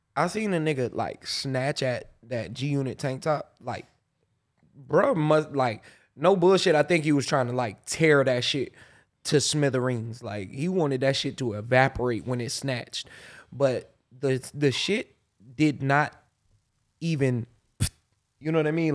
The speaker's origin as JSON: {"language": "English", "town": "Pensacola", "region": "Florida", "country": "United States", "tie": "born or raised there", "said": "growing up in Pensacola"}